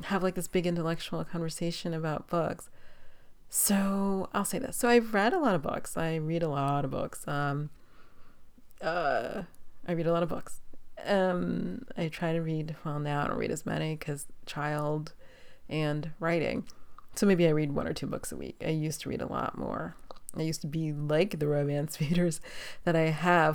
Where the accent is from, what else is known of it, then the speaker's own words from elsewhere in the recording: New York City, New York, United States; now in Los Angeles, United States; I'm from New York City.